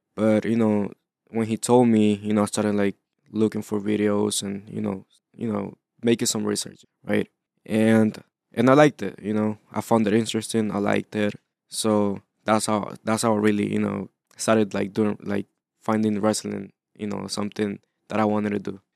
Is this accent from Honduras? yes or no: yes; Honduras; moved away; I wasn't born here. So, I was born in Honduras